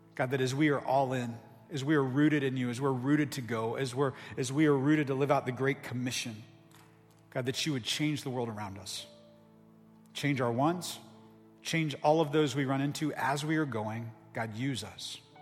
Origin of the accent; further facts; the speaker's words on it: Ohio, United States; moved away as an adult; now in Tucson, United States; I'm from Ohio